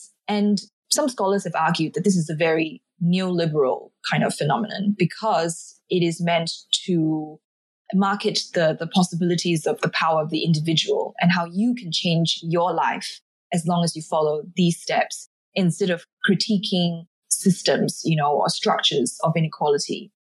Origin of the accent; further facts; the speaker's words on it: Singapore; now in abroad; me scrolling through Facebook as a Singaporean living overseas, I found myself being quite connected to Singapore through Facebook.